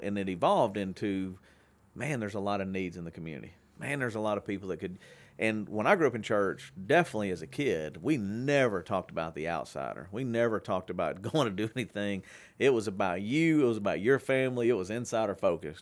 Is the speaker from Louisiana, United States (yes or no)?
yes; Shreveport, Louisiana, United States; my hometown